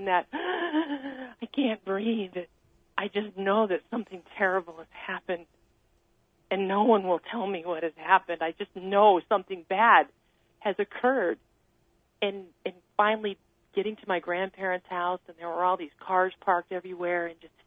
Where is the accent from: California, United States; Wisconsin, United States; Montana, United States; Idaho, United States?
California, United States; near Mount Shasta, Northern; I grew up in the mountains of Northern California, not far from Mount Shasta